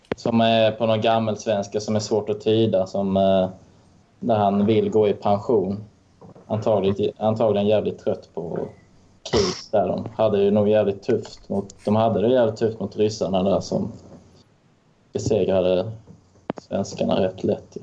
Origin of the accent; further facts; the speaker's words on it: Lund, Skåne, Sweden; accent: Skåne dialect, influenced by Närke dialect; Jag är från Lund och sen har jag föräldrar från Örebro, Örebro och från Solna.